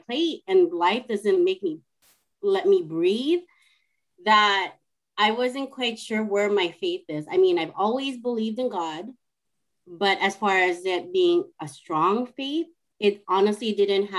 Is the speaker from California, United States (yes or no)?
yes; California, United States; moved away as an adult; now in Seattle, United States; I am originally from California, and I live in Seattle, Washington, and I moved here because of my husband